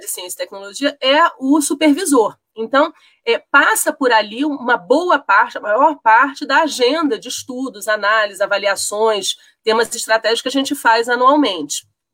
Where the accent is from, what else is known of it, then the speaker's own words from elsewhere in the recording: Rio de Janeiro, Brazil; now in Brasília, Brazil; Eu sou carioca de origem, mas já radicada em Brasília há muito tempo.